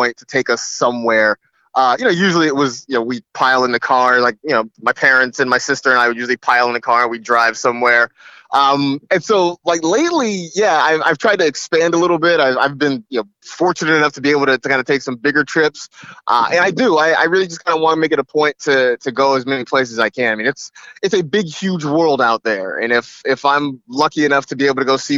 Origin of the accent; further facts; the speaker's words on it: United States; being an American and going abroad